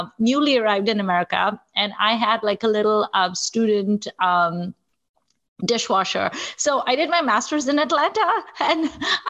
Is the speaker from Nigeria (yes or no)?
yes; Nigeria; now in United States; I'm also like a person of Indian heritage who didn't grow up in India. I grew up in Nigeria